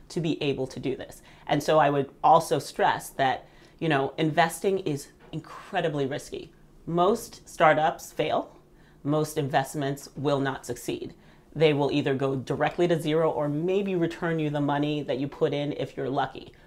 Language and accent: English; Southern Virginia, United States; also born or lived in Nigeria; We moved to the U.S. when I was five, and I grew up in Southern Virginia